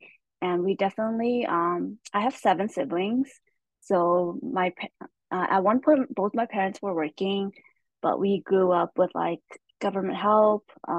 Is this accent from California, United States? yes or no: yes; Stockton, California, United States; first language Hmong; English is a second language; moved away as an adult; also born or lived in Thailand / Shingle Springs, California; But we were able to apply, and we were able to come to Stockton, California, so that's actually where I grew up.